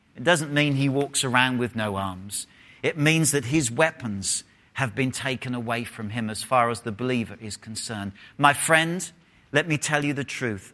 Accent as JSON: {"language": "English", "region": "England", "country": "United Kingdom", "moved": "yes", "said": "if I was in England, I would have said full stop."}